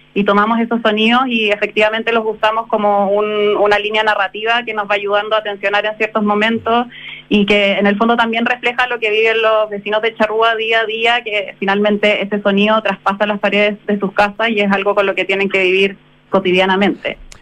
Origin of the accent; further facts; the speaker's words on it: Concepción, Biobío, Chile; yo soy de Concepción